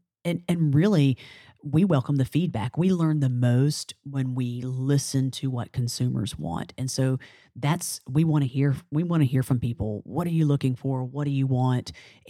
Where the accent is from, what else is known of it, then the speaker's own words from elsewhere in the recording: New Orleans, Louisiana, United States; we are from New Orleans. We have a reputation to uphold.